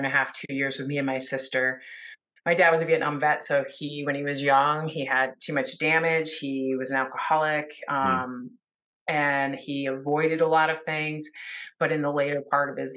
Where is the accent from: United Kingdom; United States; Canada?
United States; I'm from the United States